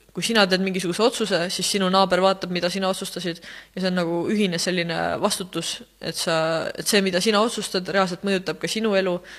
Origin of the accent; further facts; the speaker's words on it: Rakvere, Lääne-Viru County, Estonia; ma olen muidu Rakverest